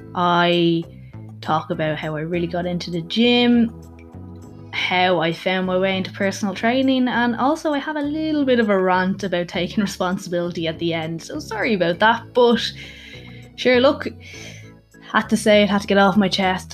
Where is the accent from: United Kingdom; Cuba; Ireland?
Ireland; Dublin, Leinster; I am from Dublin, Ireland